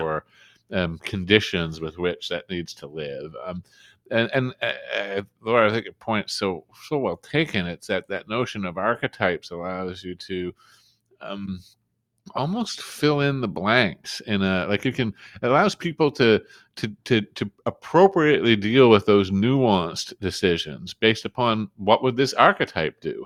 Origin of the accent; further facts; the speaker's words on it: Canada; being Canadian